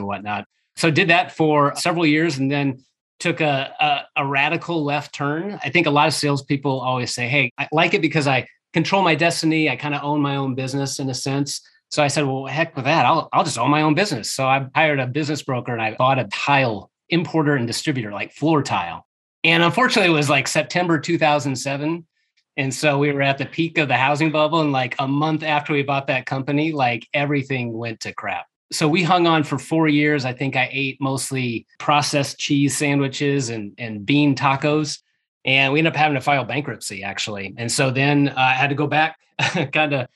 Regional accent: Omaha, Nebraska, United States; moved away as an adult; also born or lived in Kansas City area; now in Kansas City, United States; I grew up in Omaha, Nebraska.

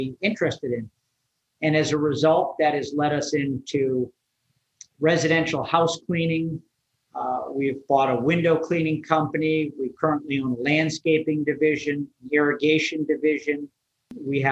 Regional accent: Wellesley, Massachusetts, United States; I grew up in Wellesley

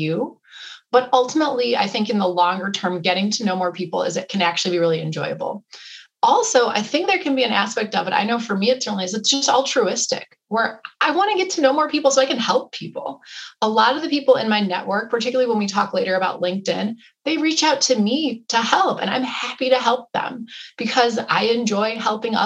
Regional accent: Wisconsin, United States; I grew up in Wisconsin

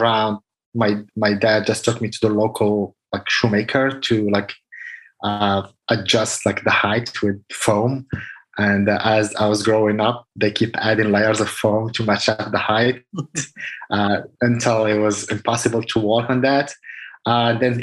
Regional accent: Casablanca, Casablanca-Settat, Morocco; moved away as an adult; I was born in Casablanca, Morocco. I spent all my childhood, adult, like until I was 27 years old.

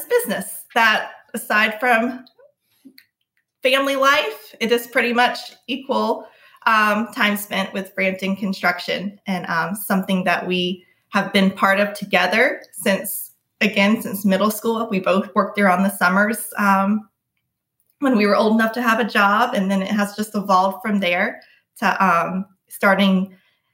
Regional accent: Charleston, South Carolina, United States; I am born and raised in Charleston, South Carolina

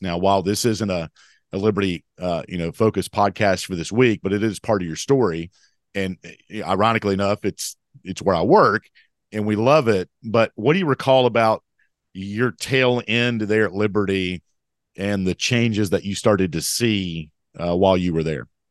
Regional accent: Mount Airy, North Carolina, United States; I'm from Mount Airy, North Carolina.

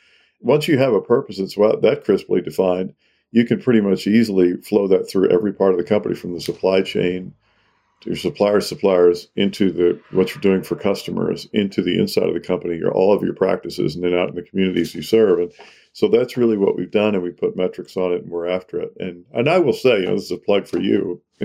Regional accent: the South, United States; My story is that I grew up in the South. My parents were very progressive.

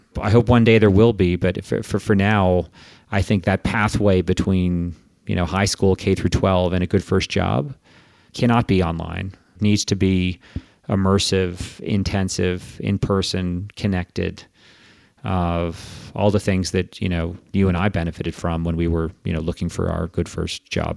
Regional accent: Canada; accent: Quebecois; moved away as an adult; also born or lived in United States; I'm from Canada originally, and my whole education up through high school was in French, actually.

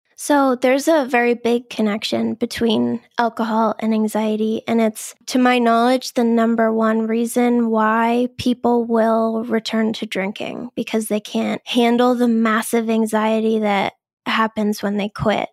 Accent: Boston, Massachusetts, United States; I'm from the Boston area. I've always lived here.

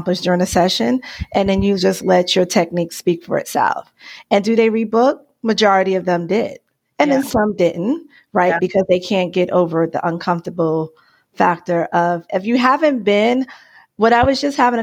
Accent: New York City, New York, United States; now in Arizona, United States; I'm originally from New York, the Bronx, really, Bronx, New York.

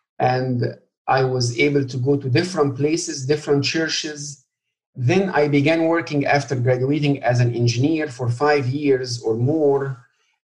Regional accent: Egypt; now in United States; I grew up in Egypt, born and raised in a Christian family. And I would say it's more like a cultural Christian.

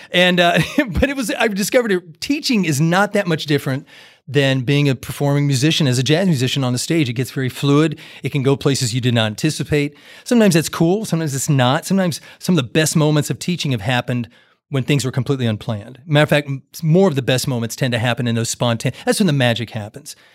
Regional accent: Great Plains, Kansas, United States; moved away as an adult; also born or lived in Jacksonville, Florida; growing up in the Great Plains

